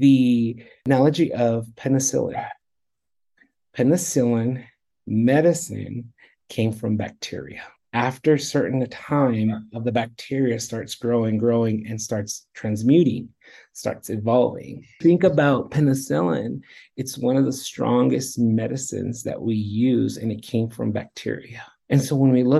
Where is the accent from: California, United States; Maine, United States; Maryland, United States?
California, United States; Redlands; now in Colorado, United States; In Southern California, in Southern California, Redlands.